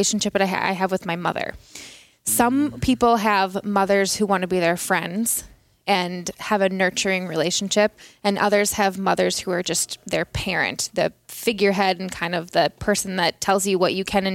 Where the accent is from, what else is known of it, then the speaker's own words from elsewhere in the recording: Minnesota, United States; accent: Minnesota; I'm from Minnesota. I grew up in Minnesota